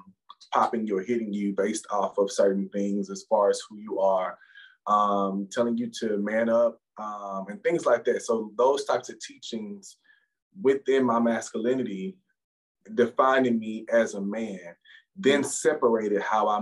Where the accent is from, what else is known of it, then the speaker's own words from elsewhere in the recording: Houston, Texas, United States; I'm born and raised in Houston, Texas, south side of Houston.